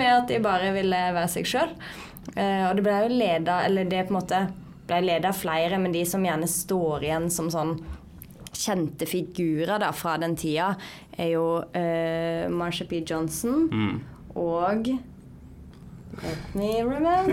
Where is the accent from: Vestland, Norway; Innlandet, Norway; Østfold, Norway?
Vestland, Norway; Sogn og Fjordane; moved away as an adult; now in Oslo, Norway; jeg kommer fra Sogn og Fjordane